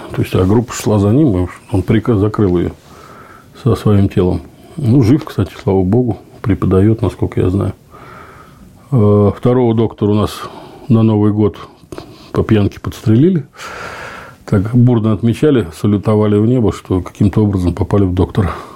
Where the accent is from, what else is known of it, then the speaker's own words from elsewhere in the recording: Zelenograd, Moscow, Russia; Я говорю, из Москвы. Ну, из Москвы подразумеваю, я всем говорю, что я из Зеленограда.